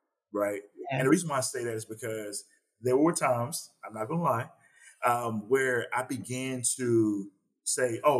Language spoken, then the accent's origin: English; Salisbury, North Carolina, United States; I'm actually from Salisbury, North Carolina. And for me, I grew up in the church.